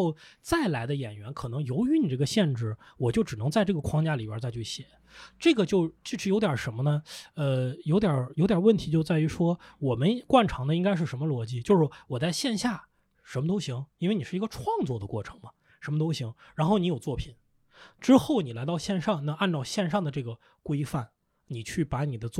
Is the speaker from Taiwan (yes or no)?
no; Lanzhou, Gansu, China; now in Beijing, China; 我是兰州人，